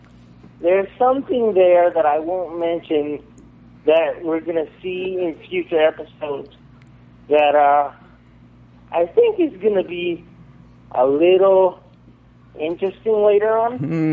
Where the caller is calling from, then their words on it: Florida, United States; I'm from Florida.